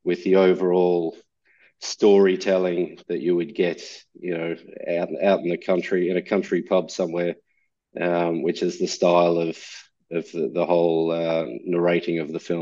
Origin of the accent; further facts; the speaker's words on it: Australia; moved away as an adult; now in Ireland; I'm Australian. I've lived here full time for about 5 years